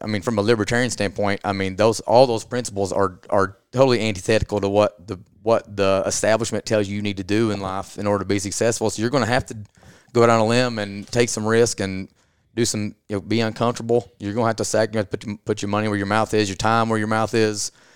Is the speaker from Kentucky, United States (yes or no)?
yes; Southeast Kentucky, United States; I'm from, I'm from Southeast Kentucky, so I'm from Appalachia